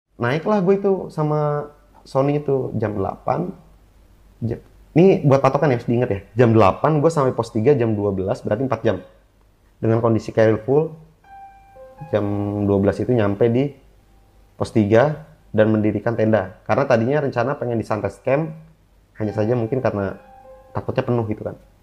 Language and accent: Indonesian; Bogor, West Java, Indonesia; Gue dari Bogor